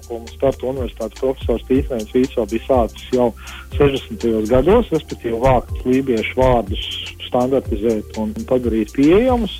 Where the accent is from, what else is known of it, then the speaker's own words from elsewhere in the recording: Livonian Coast, Latvia; es biju uh, reģistrā, reģistrēts kā lībietis